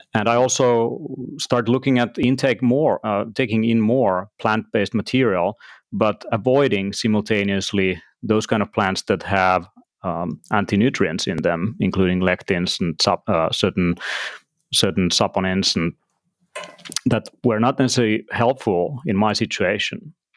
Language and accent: English; Finland; also born or lived in Tallinn, Estonia; I'm from Finland, and I live in Helsinki, and between Tallinn uh, Estonia, actually, nowadays, uh, in both places.